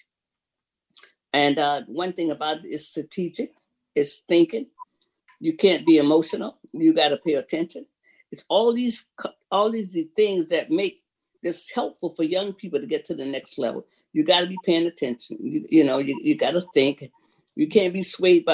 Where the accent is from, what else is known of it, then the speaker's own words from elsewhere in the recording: Florida, United States; now in Seattle, United States; that's my home state. So I'm from Florida.